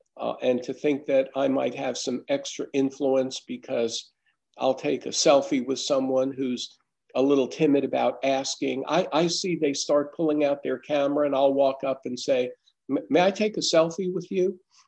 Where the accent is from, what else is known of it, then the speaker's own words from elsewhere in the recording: Massachusetts, United States; moved away; No, we came from the North. We came from Massachusetts. We didn't really have that there.